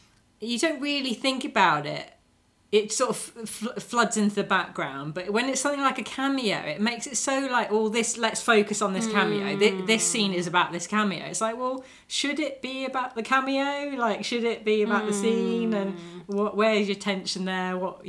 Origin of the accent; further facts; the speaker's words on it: United Kingdom; we are British viewers